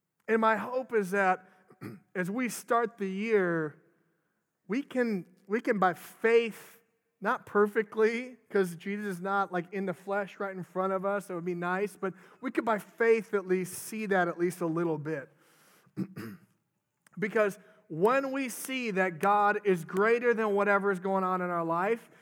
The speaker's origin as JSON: {"language": "English", "region": "Minnesota", "country": "United States", "moved": "yes", "said": "I'm from Minnesota originally"}